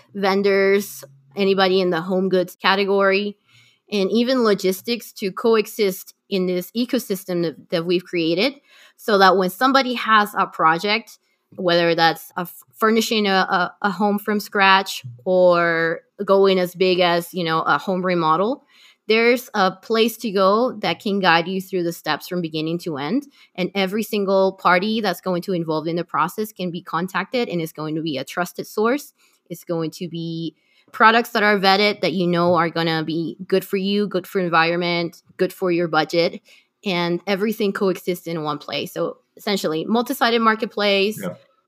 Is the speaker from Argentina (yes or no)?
no; Lima, Peru; We're using Lima as our beachhead just because, you know, I'm from Lima.